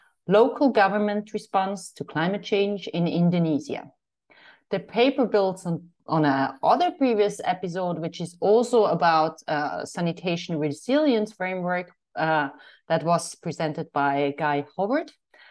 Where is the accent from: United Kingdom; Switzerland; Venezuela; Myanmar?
Switzerland; Eerbach; I'm from Eerbach, Switzerland.